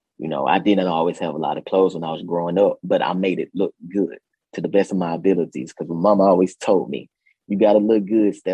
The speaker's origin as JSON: {"language": "English", "region": "Mississippi", "country": "United States", "tie": "born or raised there", "moved": "yes", "said": "I grew up in Mississippi. I grew up in a small town"}